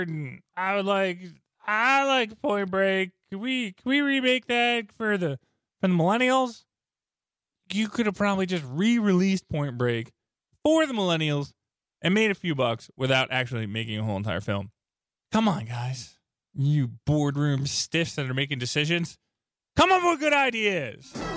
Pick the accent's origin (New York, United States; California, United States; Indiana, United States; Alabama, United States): New York, United States; moved away as an adult; also born or lived in Chicago; I grew up in New York and then I lived in Chicago for a long period of time